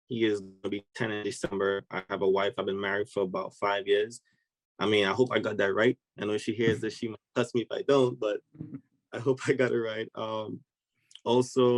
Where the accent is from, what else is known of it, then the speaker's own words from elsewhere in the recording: Trinidad & Tobago; moved away as an adult; now in United States; I'm originally from Trinidad and Tobago. I migrated to the United States actually to play soccer